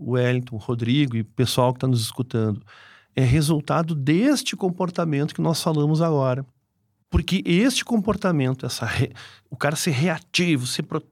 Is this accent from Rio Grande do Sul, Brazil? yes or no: yes; Porto Alegre, Rio Grande do Sul, Brazil; moved away; eu sou de Porto Alegre